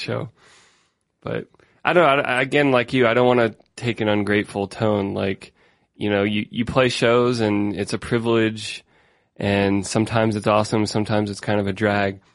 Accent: Denver, Colorado, United States; I'm from Denver, Colorado

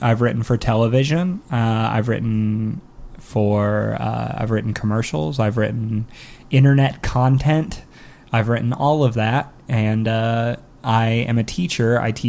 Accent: Bakersfield, California, United States; I was in Comedy Sports Bakersfield, which is my hometown.

